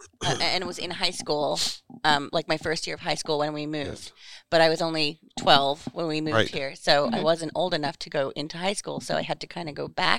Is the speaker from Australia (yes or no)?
yes; Western Australia, Australia; born there; I was born in Western Australia.